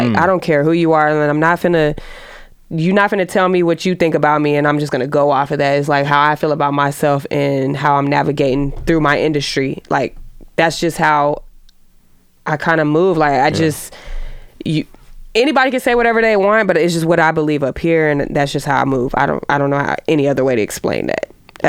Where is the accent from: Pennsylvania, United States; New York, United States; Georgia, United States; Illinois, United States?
Georgia, United States; Atlanta; I'm gonna speak with real being that I'm from Atlanta.